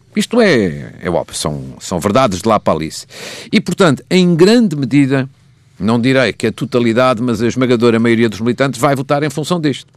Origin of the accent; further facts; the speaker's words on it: Portugal; moved away; a FAF, que é a minha terra.